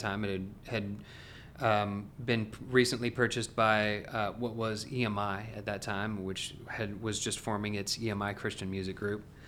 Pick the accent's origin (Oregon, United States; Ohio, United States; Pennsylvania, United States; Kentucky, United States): Oregon, United States; Salem; now in Franklin, United States; I am originally from Salem, Oregon, so, uh, a long way from here.